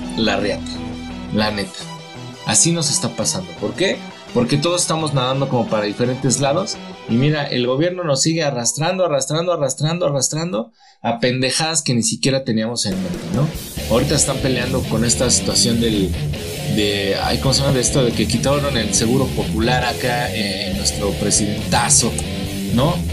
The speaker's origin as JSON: {"language": "Spanish", "country": "Mexico", "said": "nosotros que somos mexicanos"}